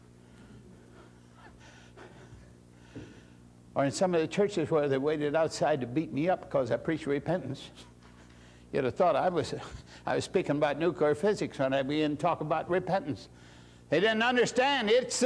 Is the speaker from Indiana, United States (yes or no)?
yes; Indiana, United States; moved away; my hometown, Indiana